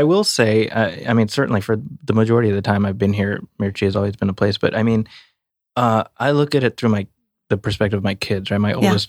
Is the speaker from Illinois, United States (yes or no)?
yes; Chicago, Illinois, United States; moved away; I grew up in Chicago